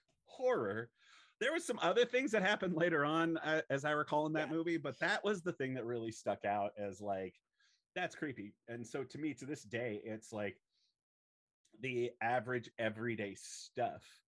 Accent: Southern California, United States; I grew up in Southern California

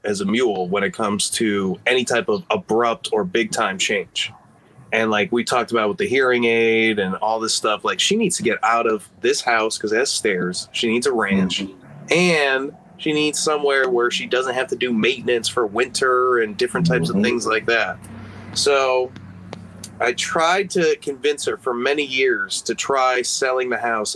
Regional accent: Illinois, United States; born or raised there; also born or lived in Chicago

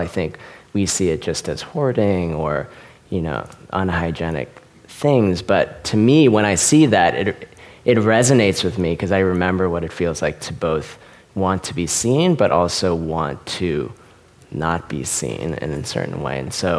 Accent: Richmond, Virginia, United States; now in Los Angeles, United States; my time growing up in Richmond, Virginia, capital of the Confederacy, and being a minority there

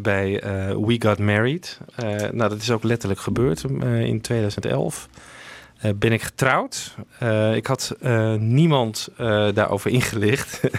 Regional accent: Friesland, Netherlands; moved away; ik kom dan uit Friesland oorspronkelijk.

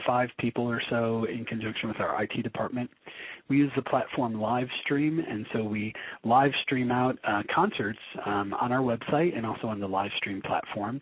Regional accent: Detroit, Michigan, United States; also born or lived in Brooklyn, New York; now in northern Michigan, United States; I'm originally from Michigan. I'm originally from Detroit.

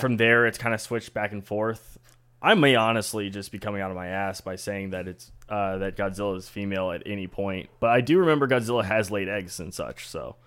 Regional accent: Buenos Aires, Argentina; I'm from Buenos Aires

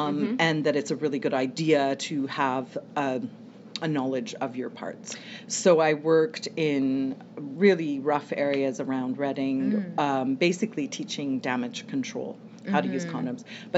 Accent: Canada; also born or lived in England; In half in England, half in Canada.

